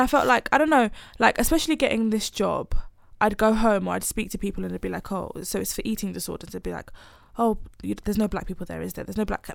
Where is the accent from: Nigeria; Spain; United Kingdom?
Nigeria; moved away; I'm planning to move back to Nigeria at some, I'm Nigerian